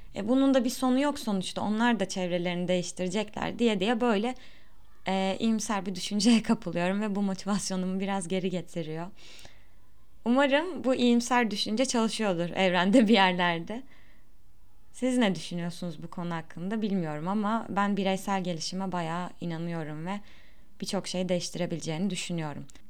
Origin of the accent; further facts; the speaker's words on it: Turkey; first language Turkish; doğduğum ve büyüdüğüm yer olduğu için birçok şey zaten buradan öğrendim